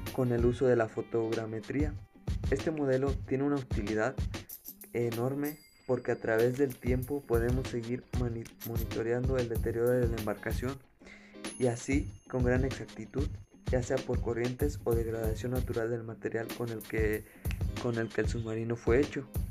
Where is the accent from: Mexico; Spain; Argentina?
Mexico